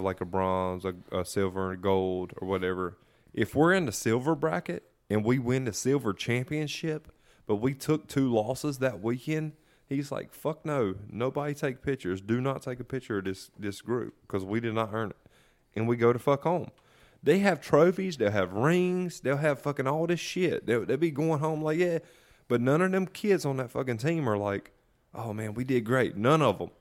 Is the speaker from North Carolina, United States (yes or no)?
yes; about thirty miles east of Raleigh, North Carolina, United States; accent: southern; We're about thirty miles east of Raleigh